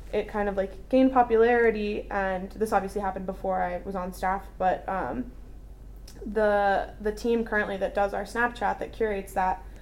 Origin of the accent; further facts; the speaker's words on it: North Carolina, United States; I grew up in North Carolina